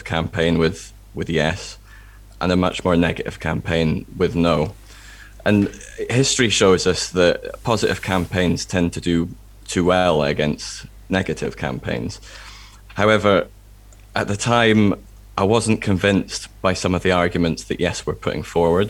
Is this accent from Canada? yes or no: no; England, United Kingdom; now in Scotland, United Kingdom; I was born in England. My dad's English. I grew up in England